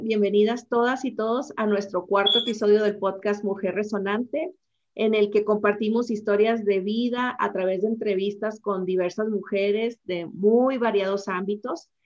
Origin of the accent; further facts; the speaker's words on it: Los Mochis, Sinaloa, Mexico; yo soy originaria de Los Mochis